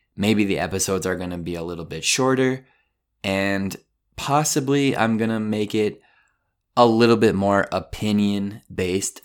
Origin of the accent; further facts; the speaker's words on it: Colorado, United States; I'm from Colorado